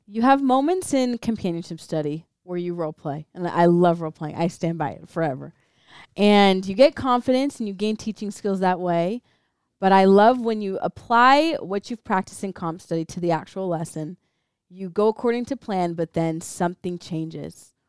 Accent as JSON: {"language": "English", "town": "Orem", "region": "Utah", "country": "United States", "tie": "born or raised there", "also_born_or_lived": "Provo, Utah", "said": "born in Provo, raised in Orem"}